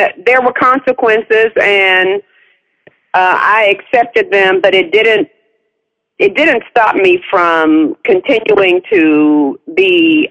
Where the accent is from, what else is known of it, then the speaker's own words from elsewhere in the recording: Winston-Salem, North Carolina, United States; moved away as an adult; also born or lived in Atlanta; I'm originally from Winston-Salem, North Carolina.